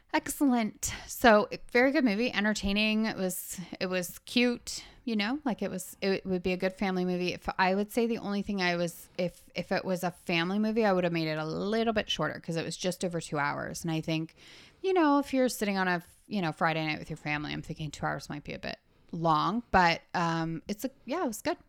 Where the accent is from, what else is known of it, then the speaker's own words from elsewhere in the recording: Canada; we are Canadian